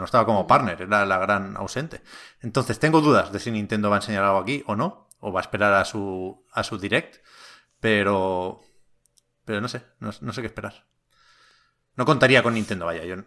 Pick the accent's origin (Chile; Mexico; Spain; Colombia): Spain; Tiana, Catalonia; also born or lived in Montgat; Yo soy de Tiana, eh, un pueblo aquí cerca de Barcelona, y mi madre trabaja en el ayuntamiento de Tiana.